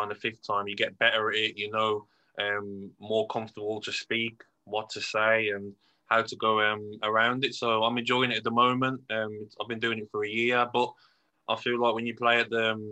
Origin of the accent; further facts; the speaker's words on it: Birmingham, West Midlands, United Kingdom; accent: Brummy; my accent, the Brummy accent